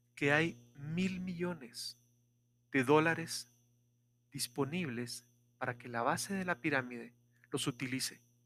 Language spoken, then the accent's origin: Spanish; Guatemala; Esta es la ubicación de Guatemala. Somos el primer país después de la frontera